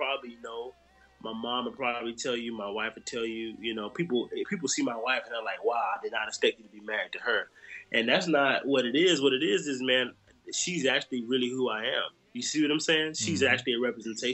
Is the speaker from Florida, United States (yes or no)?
yes; Jacksonville, Florida, United States; also born or lived in New Orleans; my hometown, Jacksonville, Florida